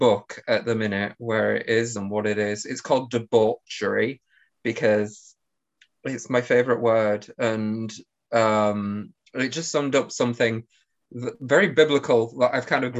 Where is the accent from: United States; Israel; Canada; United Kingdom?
United Kingdom; Hull, Yorkshire and the Humber; I come from Hull in the UK, which isn't near London